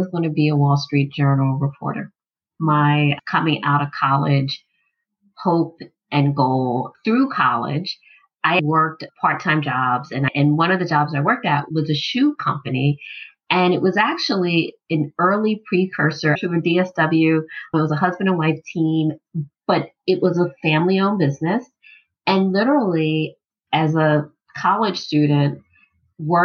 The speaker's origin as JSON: {"language": "English", "town": "Philadelphia", "region": "Pennsylvania", "country": "United States", "tie": "born or raised there", "said": "I grew up in Philly"}